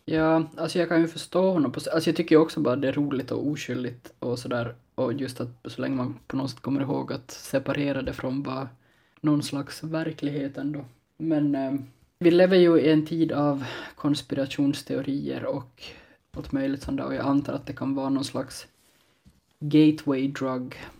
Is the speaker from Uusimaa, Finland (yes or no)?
no; Ostrobothnia, Finland; som österbottning utan någon jättestark relation till spårarna